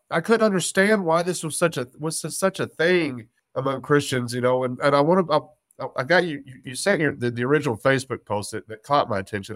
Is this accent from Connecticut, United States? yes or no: no; West Texas, United States; I was born and raised in West Texas, from the South